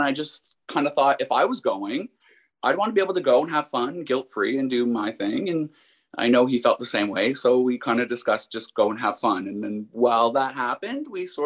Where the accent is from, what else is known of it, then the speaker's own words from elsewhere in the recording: Windsor, Ontario, Canada; also born or lived in London, Ontario; I'm actually from Windsor, which is just across the river from Detroit